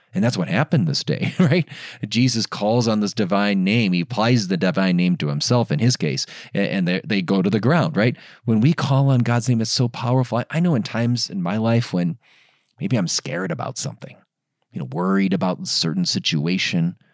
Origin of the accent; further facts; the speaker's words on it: Diocese of Gary, outside of Chicago, Indiana, United States; the Diocese of Gary, Indiana, my hometown diocese. I grew up in, in, in that part of the, the country, n, outside of Chicago in the Diocese of Gary.